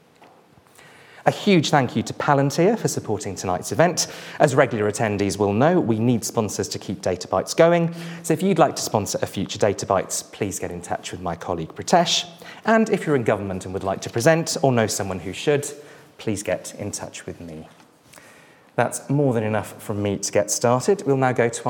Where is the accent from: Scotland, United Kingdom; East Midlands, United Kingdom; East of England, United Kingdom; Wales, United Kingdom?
Wales, United Kingdom; as a Welshman